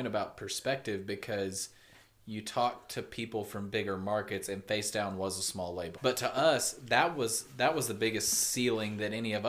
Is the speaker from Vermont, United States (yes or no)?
no; Abilene, Texas, United States; We grew up in Abilene, Texas. There's nothing here.